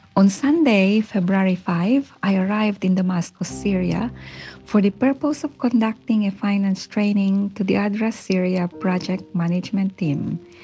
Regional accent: Philippines; we experienced earthquakes in the Philippines, my home country.

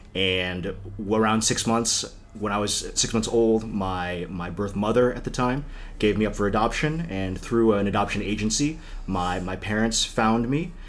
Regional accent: McLean, Virginia, United States; moved away as an adult; also born or lived in Korea; now in Los Angeles, United States; I think McLean was in a lot of ways wonderful, and I still go back home often

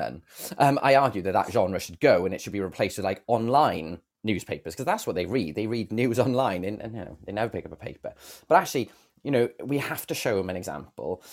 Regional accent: Bridgend, Wales, United Kingdom; now in Cardiff, United Kingdom; I've lived in Cardiff most of my life, uh, to be honest. My, I'm originally from Bridgend

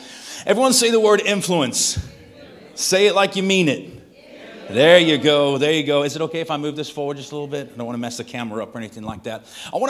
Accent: Manchester, North West England, United Kingdom; now in Texas, United States; If we've never met, I am from Texas via Manchester, England. If you're wondering what the accent is, it's like that's the strangest Texas accent I've ever heard. That's because I was not born there, but I got there as quick as I could.

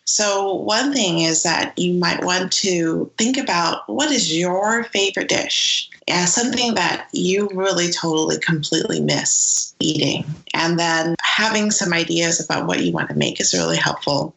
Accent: San Francisco, California, United States; a Chinese American person growing up in San Francisco

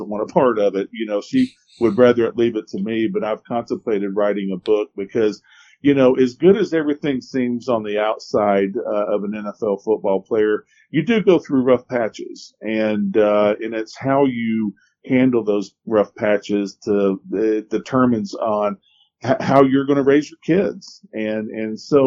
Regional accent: Ellijay, Georgia, United States; I grew up in Ellijay

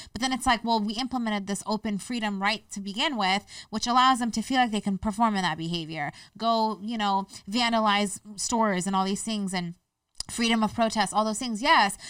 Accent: United States; I'm an American. I identify as Afghan American. And, you know, I was born here

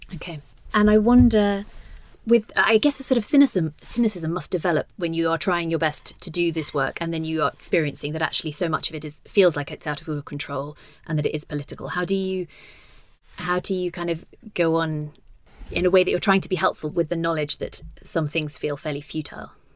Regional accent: United Kingdom; now in Denmark; I am British and was raised Catholic

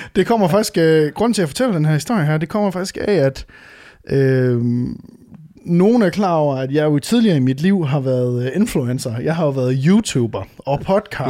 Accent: Varde, Southern Denmark, Denmark; moved away; hjemme øh, i øh, Varde, hvor jeg er fra

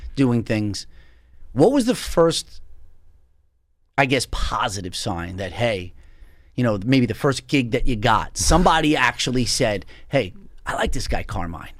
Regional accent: Long Island, New York, United States; Coming from Long Island

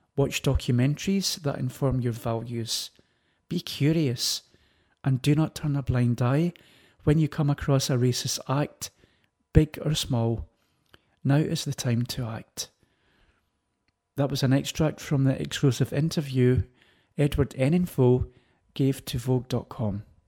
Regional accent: London, United Kingdom; Growing up in Ladbroke Grove

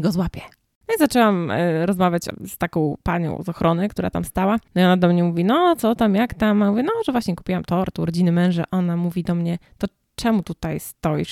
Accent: Poland; moved away as an adult; now in United States

